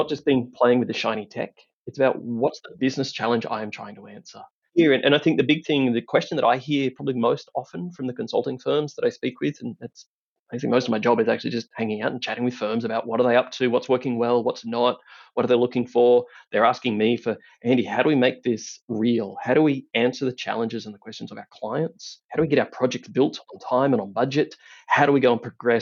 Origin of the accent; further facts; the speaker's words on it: country Victoria, Australia; accent: Aussie twang; moved away as an adult; also born or lived in Melbourne, Australia; now in Denver, United States; I am indeed Australian. I grew up in country Victoria and lived in Melbourne for many years.